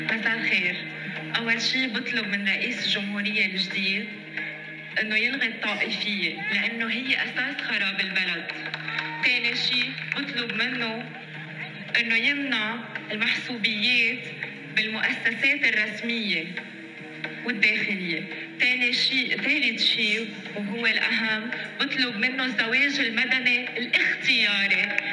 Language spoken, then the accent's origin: Arabic; Baskinta, Mount Lebanon, Lebanon; بضيعتي بلبنان بمسكنتا